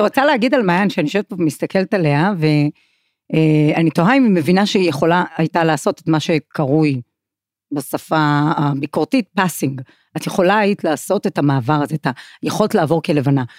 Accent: Kiryat Malakhi, Southern District, Israel; משום שגדלתי בקריית מלאכי

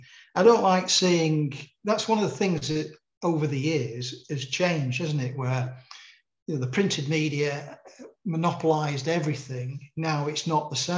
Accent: Manchester, North West England, United Kingdom; moved away; also born or lived in Sheffield; I was a crime reporter growing up in Manchester

